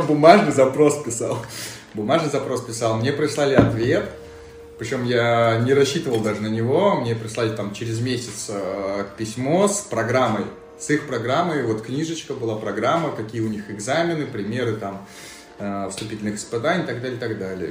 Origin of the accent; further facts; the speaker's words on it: Mozdok, North Ossetia–Alania, Russia; moved away as an adult; also born or lived in Saint Petersburg; С э, маленького города Моздока э, в Северной Осетии находится.